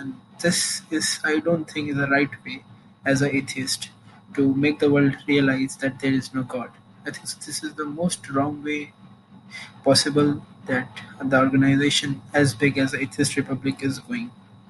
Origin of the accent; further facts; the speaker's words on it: India; Hi, I'm from India.